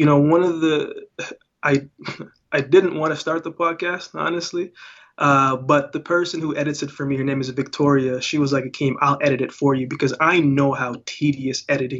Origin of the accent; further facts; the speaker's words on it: Jamaica; born there; I was born in Jamaica, so a lot of dancehall, a lot of reggae, hip hop, rap, R&B.